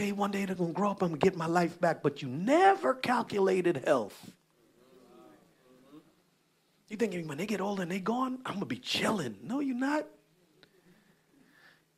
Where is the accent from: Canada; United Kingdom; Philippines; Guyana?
Guyana; we Guyanese, so we grew up around Caribbean church